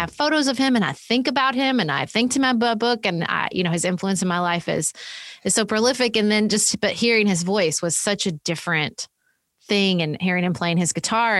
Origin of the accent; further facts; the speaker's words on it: Paducah, Kentucky, United States; my hometown of Paducah, Kentucky, which is where I live